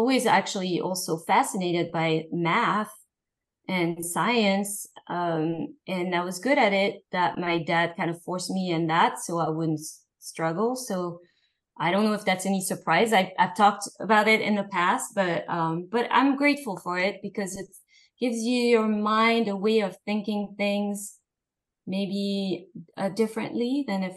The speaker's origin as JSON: {"language": "English", "town": "Paris", "region": "Île-de-France", "country": "France", "tie": "born or raised there", "moved": "yes", "said": "I grew up in Paris, in the fashion world."}